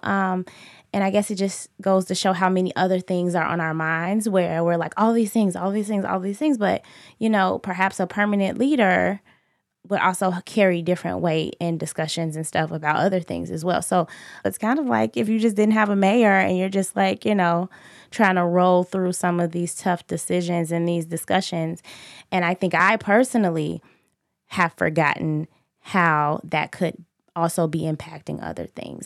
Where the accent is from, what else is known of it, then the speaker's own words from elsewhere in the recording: Chicago, Illinois, United States; I grew up in Inglewood